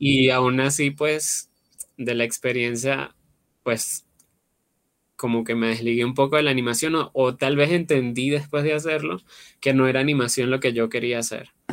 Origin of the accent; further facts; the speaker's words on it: Venezuela; moved away; Yo pues soy venezolano, vengo de Venezuela, vivía en una ciudad pequeña